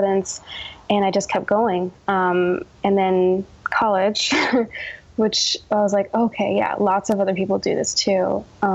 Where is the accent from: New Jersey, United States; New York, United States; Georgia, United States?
New Jersey, United States; I was born in New Jersey